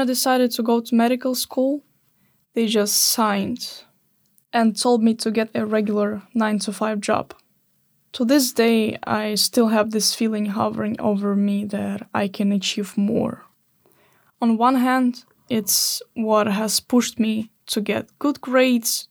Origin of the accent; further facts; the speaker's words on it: Odesa, Odesa Oblast, Ukraine; moved away as an adult; now in Sweden; I grew up in Odessa. It's a big city in the south of Ukraine, just by the Black Sea